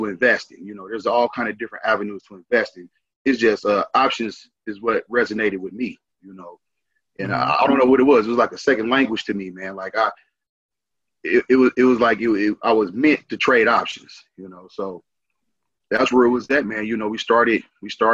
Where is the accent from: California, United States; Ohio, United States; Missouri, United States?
Missouri, United States; St. Louis; also born or lived in Hayti, Missouri; now in Arizona, United States; originally I'm from St. Louis